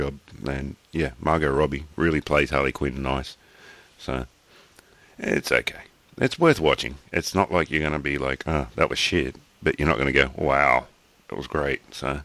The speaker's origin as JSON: {"language": "English", "region": "New South Wales", "country": "Australia", "accent": "Aussie", "said": "I'm Aussie"}